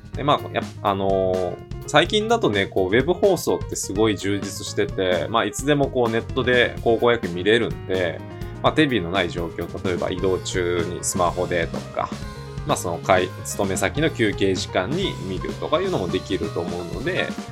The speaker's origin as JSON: {"language": "Japanese", "region": "Hyogo", "country": "Japan", "tie": "born or raised there", "said": "私の出身が兵庫県"}